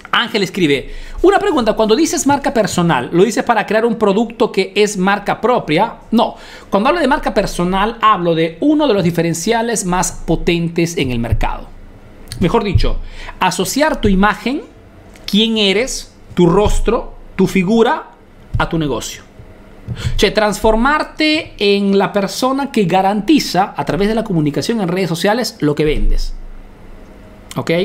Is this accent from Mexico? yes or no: no; Peru; now in Italy; soy un emprendedor peruano que vive y hace negocios en Italia, en Europa